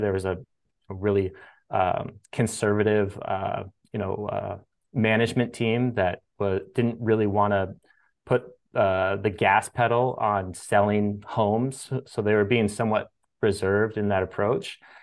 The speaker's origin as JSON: {"language": "English", "town": "Sacramento", "region": "California", "country": "United States", "tie": "born or raised there", "said": "I grew up in Sacramento, California"}